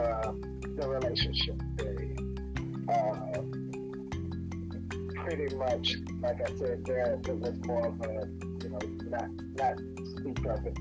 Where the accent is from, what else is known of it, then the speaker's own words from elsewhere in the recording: the South, United States; both of my parents were born and raised in Louisiana, so definitely coming from a more religious portion of the South